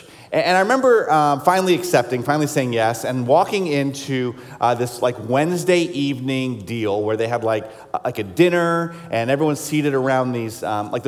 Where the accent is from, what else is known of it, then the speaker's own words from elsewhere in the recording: South Carolina, United States; I grew up in South Carolina